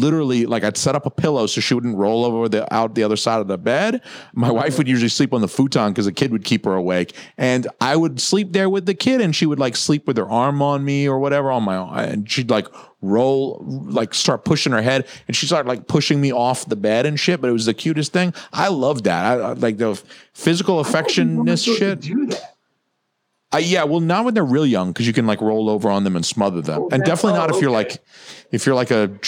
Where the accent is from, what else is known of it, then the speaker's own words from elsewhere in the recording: Atlanta, the South, United States; moved away; I'm from the South, 30 years in Atlanta.